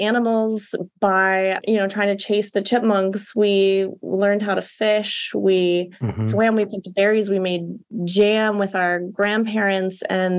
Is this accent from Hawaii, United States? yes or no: yes; Honolulu, Hawaii, United States; But as children, we grew up here in Hawaii, and then my mother's from Chicago